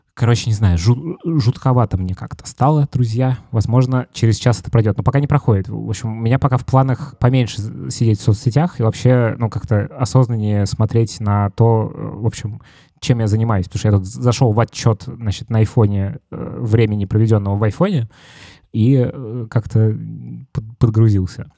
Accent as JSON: {"language": "Russian", "region": "Moscow", "country": "Russia", "said": "я из Москвы"}